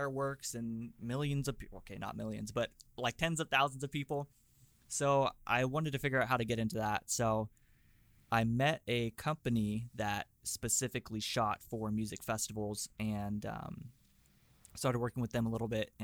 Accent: Fresno, California, United States; moved away as an adult; also born or lived in Los Angeles; I'm from Fresno, which is like right in the center of California

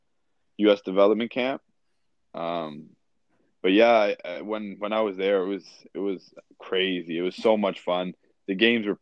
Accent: Toronto, Ontario, Canada; also born or lived in Cleveland, Ohio; Moved back to Toronto. And I grew up here

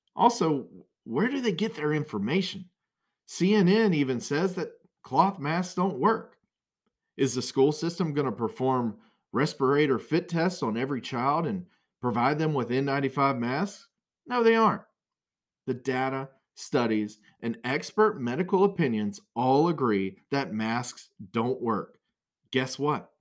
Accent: Brunswick County, North Carolina, United States; I grew up in Brunswick County

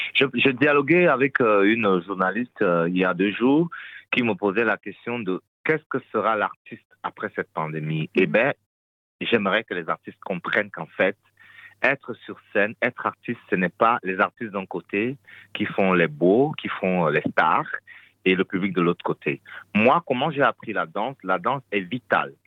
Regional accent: Fang of South Cameroon, Cameroon; also born or lived in Belgium; now in Brussels, Belgium; je suis originaire des Fans du Sud Cameroun

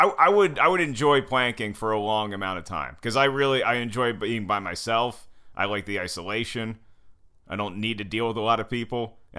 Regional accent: Winston-Salem, North Carolina, United States; We never lived overseas, but I was born in Winston-Salem, North Carolina. And I went to school in Winston-Salem, North Carolina.

